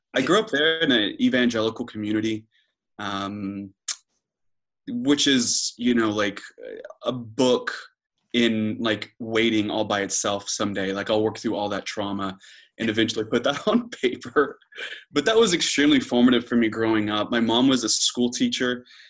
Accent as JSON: {"language": "English", "town": "Moore", "region": "Oklahoma", "country": "United States", "tie": "born or raised there", "moved": "as an adult", "lives_now": "Oxford, United Kingdom", "said": "I'm from Oklahoma City, uh, more specifically, Moore, Oklahoma, which is a uh, suburb of Oklahoma City"}